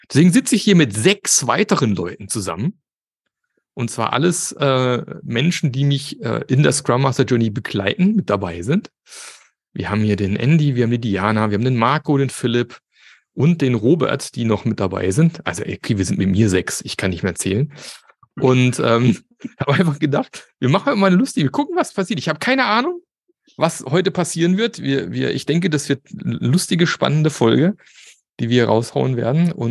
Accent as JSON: {"language": "German", "country": "Austria", "said": "Ich bin nämlich aus Österreich."}